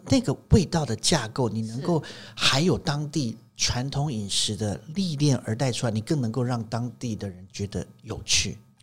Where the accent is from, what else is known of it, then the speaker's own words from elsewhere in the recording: Taiwan; 我们台湾人